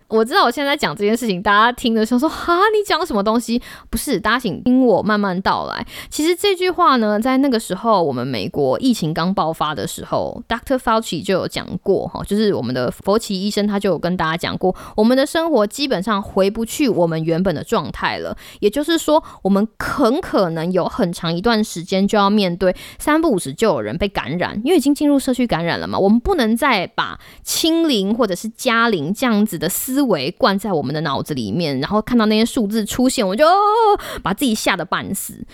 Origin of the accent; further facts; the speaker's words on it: Taiwan; 我们台湾人可以做得到